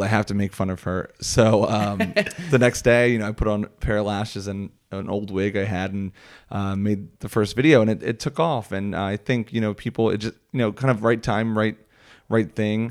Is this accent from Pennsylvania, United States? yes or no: yes; Philadelphia, Pennsylvania, United States; accent: Philly; Philly area?